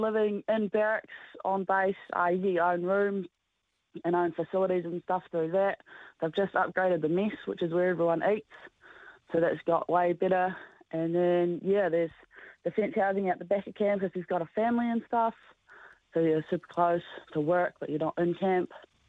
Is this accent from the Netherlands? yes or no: no; Otago, New Zealand; now in Christchurch, New Zealand; Down sort of Otago way.